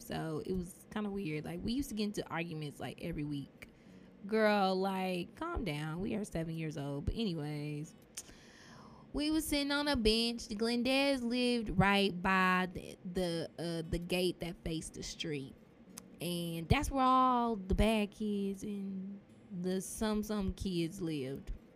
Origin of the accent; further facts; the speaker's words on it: Dallas, Texas, United States; Dallas, Texas, at St. Paul Hospital, which is now UT Southwestern.